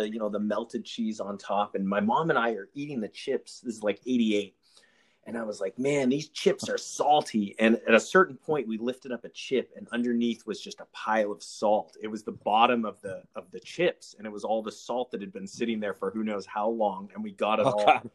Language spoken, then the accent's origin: English; Alaska, United States; also born or lived in Eagle Rock, Los Angeles; now in Los Angeles, United States; Growing up in Alaska